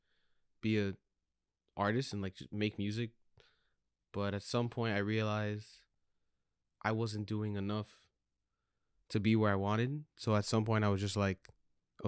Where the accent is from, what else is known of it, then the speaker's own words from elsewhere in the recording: Miami, Florida, United States; I grew up in Miami, Florida. Both of my parents are Cuban.